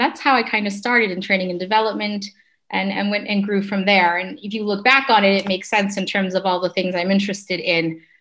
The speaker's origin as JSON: {"language": "English", "country": "Canada", "also_born_or_lived": "London", "moved": "as an adult", "said": "I'm Canadian, and I ended up in um, London."}